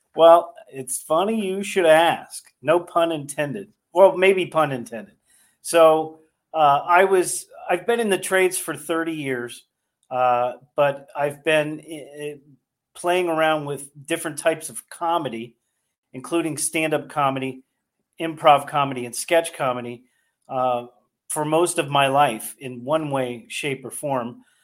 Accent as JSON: {"language": "English", "region": "Northern California", "country": "United States", "tie": "born or raised there", "moved": "yes", "lives_now": "Delaware County, United States", "said": "I grew up in Northern California"}